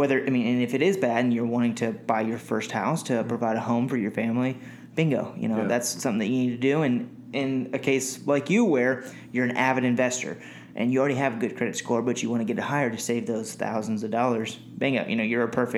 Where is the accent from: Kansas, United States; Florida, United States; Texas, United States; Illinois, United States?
Texas, United States; Round Rock; Matt and I are from Round Rock, and so we went off to college in other towns and, you know, kind of grew our business, and now we're back in Round Rock.